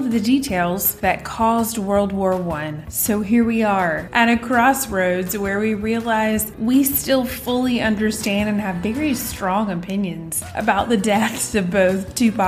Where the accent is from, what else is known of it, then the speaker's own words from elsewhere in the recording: Greenville, United States; also born or lived in England; my hometown here in Greenville